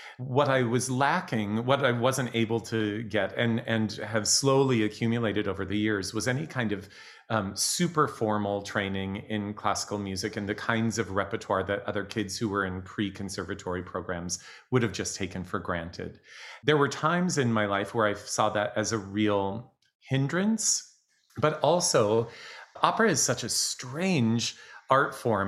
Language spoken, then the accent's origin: English; Eastern Montana, United States; moved away; I grew up in Eastern Montana in a very small community of around 5,000 people